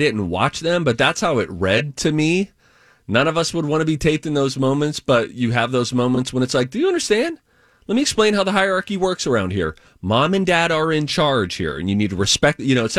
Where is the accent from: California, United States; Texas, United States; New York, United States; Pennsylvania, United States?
Pennsylvania, United States; Springdale; growing up in Springdale, Pennsylvania.